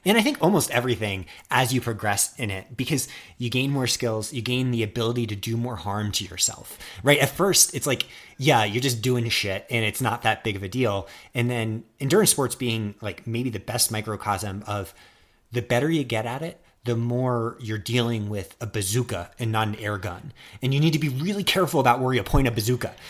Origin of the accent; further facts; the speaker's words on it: United States; I'm such an American